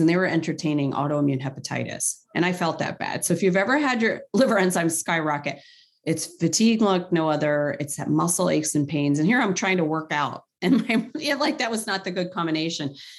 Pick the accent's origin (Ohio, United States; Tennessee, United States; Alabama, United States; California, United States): Ohio, United States; Cleveland; also born or lived in Middle East; I'm from Cleveland, where it's the home to the Rock and Roll Hall of Fame